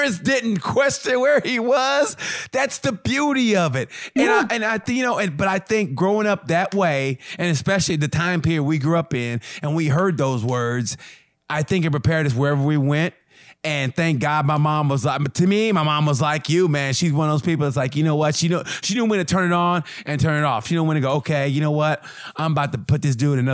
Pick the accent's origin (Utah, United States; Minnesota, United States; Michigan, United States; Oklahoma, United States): Oklahoma, United States; Muskogee; moved away; I grew up in Muskogee